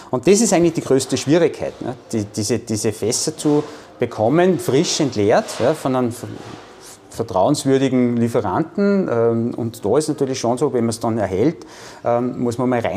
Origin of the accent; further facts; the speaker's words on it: Austria; Aber auch natürlich bei uns in Österreich.